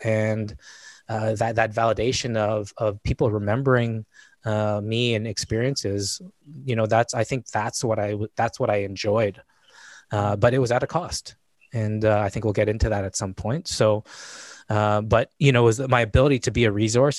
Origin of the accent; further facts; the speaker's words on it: Winnipeg, Manitoba, Canada; I was born and raised in Winnipeg, Manitoba